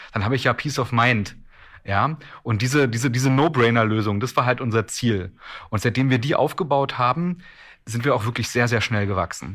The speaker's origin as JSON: {"language": "German", "town": "Strausberg", "region": "Brandenburg", "country": "Germany", "tie": "born or raised there", "said": "ich bin ja ähm, ein Kind des Ostens, also ich bin ja in Strausberg zwischen Berlin und Polen geboren"}